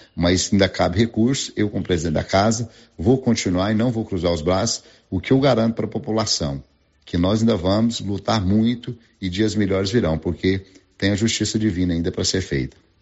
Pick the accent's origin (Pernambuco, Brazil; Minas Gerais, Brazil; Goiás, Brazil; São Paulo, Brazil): Goiás, Brazil; Silvânia; sou de Silvânia